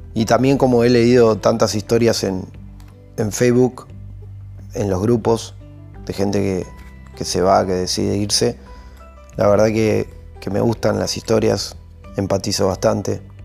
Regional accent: Martínez, Buenos Aires Province, Argentina; moved away as an adult; now in Italy; nací en Argentina, viví casi toda mi vida en Zona Norte, Martínez

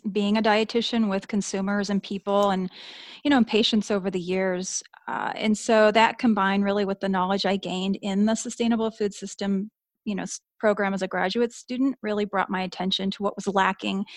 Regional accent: Southern California, United States; I do live in Southern California, and I grew up in Southern California

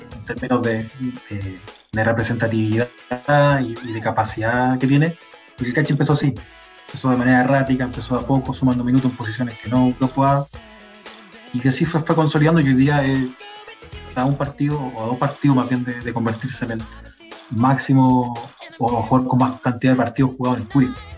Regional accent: Curicó, Maule, Chile; now in Santiago Metropolitan Region, Chile; me fui alejando más de Curicó en realidad, de la ciudad

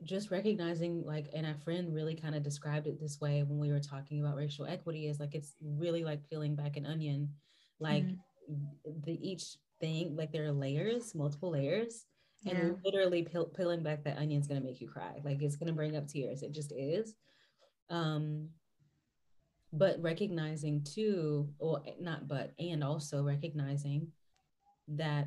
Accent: western North Carolina, United States; I come from the western side of the state

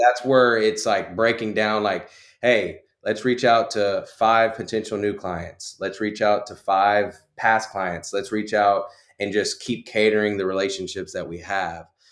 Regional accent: Conroe, Texas, United States; born and raised in Conroe, Texas.

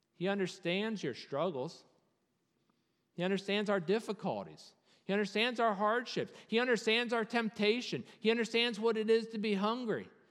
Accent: Virginia, United States; As a Virginian

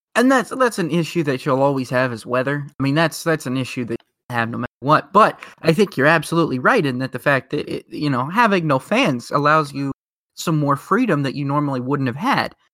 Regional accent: Indianapolis, Indiana, United States; We're both from Indianapolis

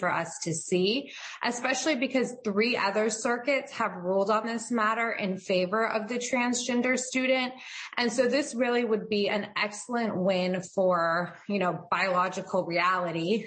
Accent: Florida, United States; a public school in Florida, which is my home state

